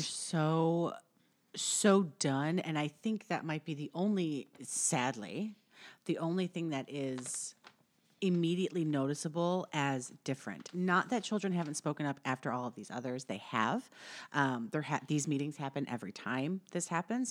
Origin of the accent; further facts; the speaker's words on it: Upper Midwest, United States; I'm from the Midwest, upper upper Midwest.